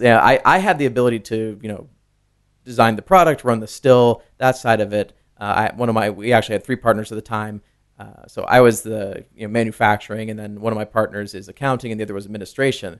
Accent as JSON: {"language": "English", "region": "Tennessee", "country": "United States", "tie": "born or raised there", "also_born_or_lived": "Connecticut", "moved": "as an adult", "said": "when I was ten, uh, we moved down there to be closer to her family"}